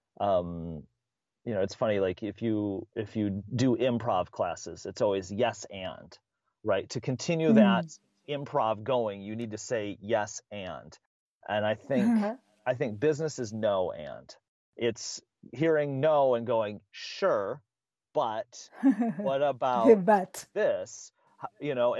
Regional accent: Midwest, United States; I'm from the Midwest

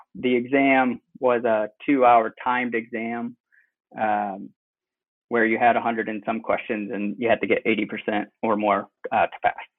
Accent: Cleveland, Ohio, United States; moved away as an adult; also born or lived in Indiana / Bloomington, Indiana / Michigan / Denver, Colorado; now in Westfield, United States; I was born in Indiana, and then moved over to Cleveland area when I was around seven.

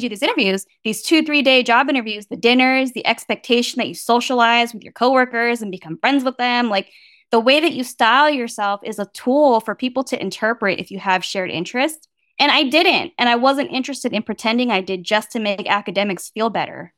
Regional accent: Bay Area, California, United States; I grew up in the Bay Area

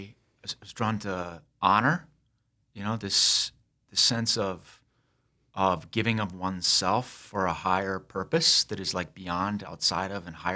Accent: Sioux Falls, South Dakota, United States; also born or lived in Minnesota; And, so I grew up here in Sioux Falls and was away from the state for about 17 years, was in the service, got out and got a law degree, practiced law in rural Minnesota

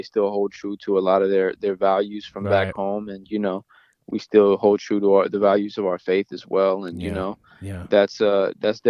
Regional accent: Los Angeles, California, United States; born or raised there

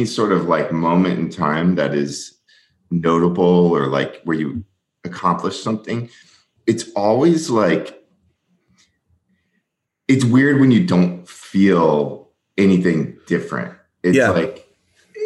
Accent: Southern California, United States; I grew up in Southern California

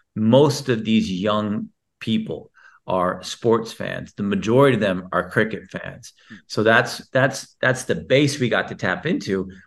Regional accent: Houston, Texas, United States; I was born in Texas

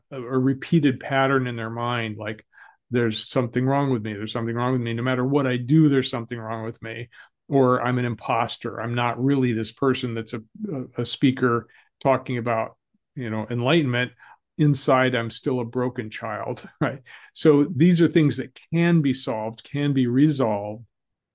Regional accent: Colorado, United States; I grew up in Colorado

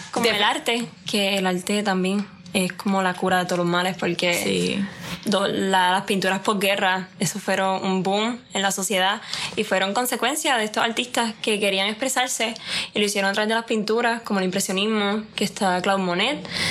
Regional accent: Puerto Rico

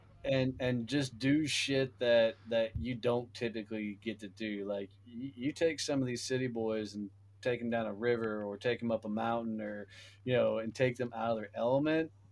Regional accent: Fort Worth, Texas, United States; my hometown of Fort Worth, Texas

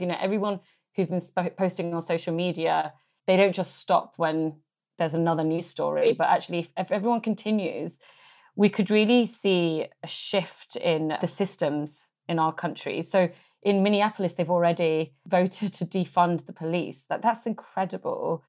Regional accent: England, United Kingdom; I was born in England

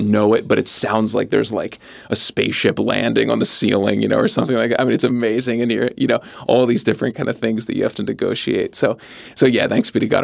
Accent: just north of Philadelphia, Pennsylvania, United States; also born or lived in Southwest Florida; now in Upstate New York, United States; having grown up in the Northeast, just north of Philadelphia

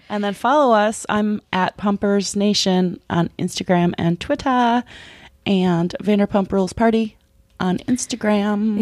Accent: Minnesota, United States; moved away as an adult; also born or lived in Los Angeles; I come from Minnesota

